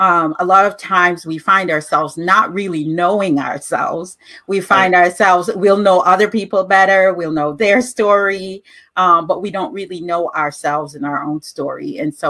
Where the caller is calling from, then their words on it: Chicago, Illinois, United States; I am being interviewed from Chicago, Illinois.